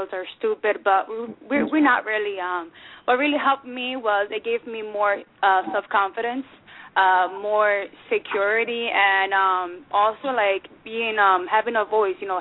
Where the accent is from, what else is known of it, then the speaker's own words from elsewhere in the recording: Perth Amboy, New Jersey, United States; I am from New Jersey, born and raised in Port Amboy, now I live in Casby